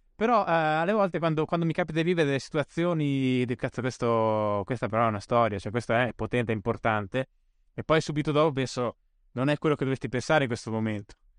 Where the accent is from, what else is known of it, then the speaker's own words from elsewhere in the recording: Bolzano, Trentino-Alto Adige, Italy; sono cresciuto in Alto Adige